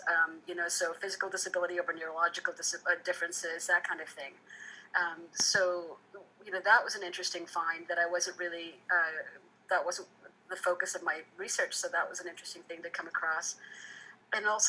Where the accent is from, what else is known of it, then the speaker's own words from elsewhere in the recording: Fiji; I was born in Fiji